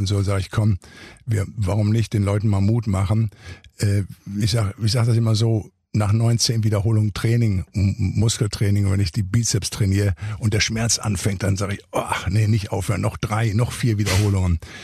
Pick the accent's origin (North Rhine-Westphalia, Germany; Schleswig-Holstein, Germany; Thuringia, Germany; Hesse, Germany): North Rhine-Westphalia, Germany; Ruhr area; moved away as an adult; now in Santa Monica, United States; ich bin nun im Ruhrgebiet groß geworden